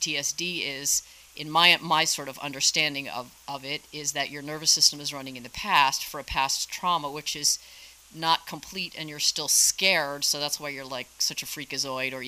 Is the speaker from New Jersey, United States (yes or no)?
yes; Jersey Shore, New Jersey, United States; moved away as an adult; also born or lived in Squaw Valley, California; now in California, United States; I grew up in New Jersey, down by the Jersey Shore. I moved to California in 1992